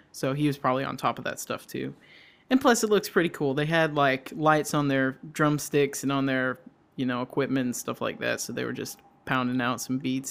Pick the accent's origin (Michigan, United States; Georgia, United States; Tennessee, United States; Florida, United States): Georgia, United States; now in Wisconsin, United States; We're just like two Georgia dudes